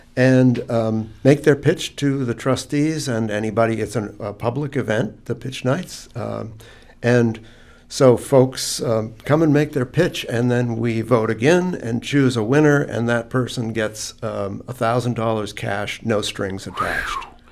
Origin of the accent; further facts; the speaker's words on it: New Hampshire, United States; moved away as an adult; now in Gloucester, United States; I grew up in New Hampshire.